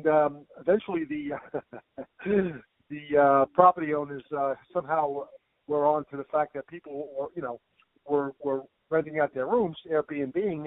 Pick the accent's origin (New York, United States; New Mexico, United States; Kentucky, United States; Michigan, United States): New York, United States; now in Florida, United States; I'm originally from New York